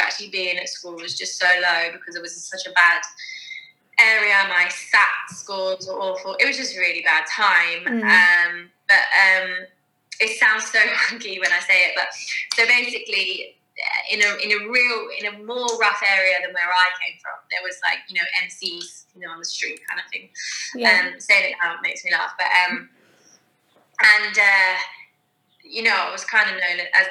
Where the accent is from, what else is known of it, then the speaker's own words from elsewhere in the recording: Basingstoke, South East England, United Kingdom; also born or lived in Manchester; I grew up in Basingstoke, bit rough and ready kind of town